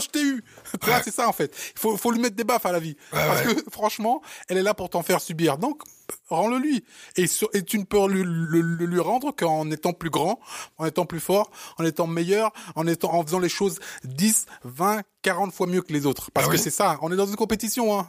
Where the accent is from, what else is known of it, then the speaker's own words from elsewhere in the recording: Cameroon; moved away; comme les Camerounais, on est très très fiers de, de, de, notre, Cameroun